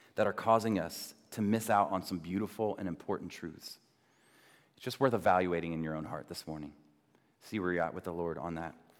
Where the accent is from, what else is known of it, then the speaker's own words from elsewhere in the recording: United States; especially as Americans